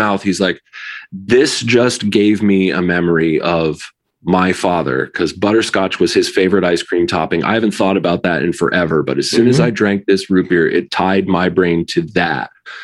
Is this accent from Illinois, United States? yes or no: no; New Haven, Connecticut, United States; I grew up in New Haven, Connecticut